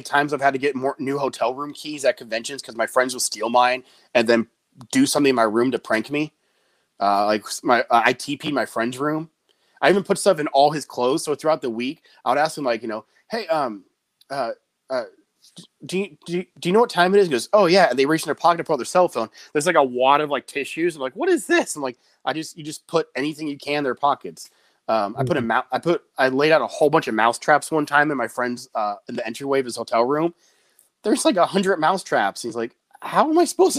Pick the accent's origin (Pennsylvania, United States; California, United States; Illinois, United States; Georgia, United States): California, United States; just outside San Francisco; I grew up just outside San Francisco